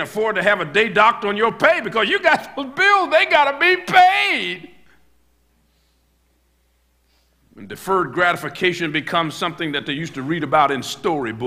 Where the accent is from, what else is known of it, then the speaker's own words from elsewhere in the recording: United States; I'm a preacher from America